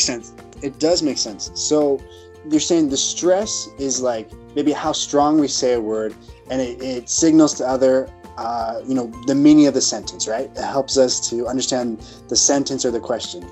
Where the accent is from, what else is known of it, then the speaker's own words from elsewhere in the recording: United States; moved away; I come from Washington, and uh, I maybe not quite as quickly, but we do speak fast